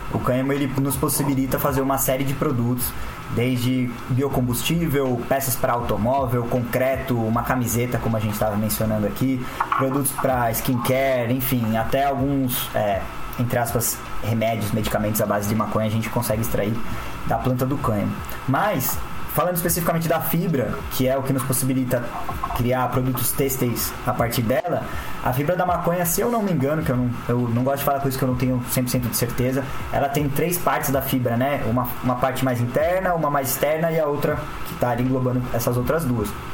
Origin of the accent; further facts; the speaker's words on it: São Paulo, Brazil; sou de São Paulo também